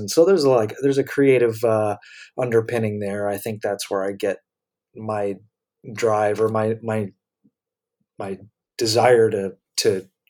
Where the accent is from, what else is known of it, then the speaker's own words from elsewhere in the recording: North Carolina, United States; also born or lived in Michigan / Florida; I was born in Michigan, grew up in between Florida and North Carolina. I moved around a lot, even though I don't have parents in the military. So I basically became an adult in North Carolina